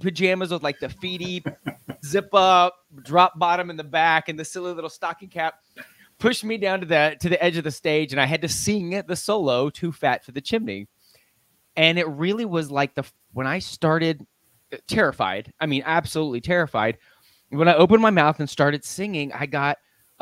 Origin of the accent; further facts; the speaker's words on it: Lubbock, Texas, United States; now in Dallas, United States; I'm a Texas boy. I live in Dallas now, but I grew up in West Texas, out in Lubbock, Texas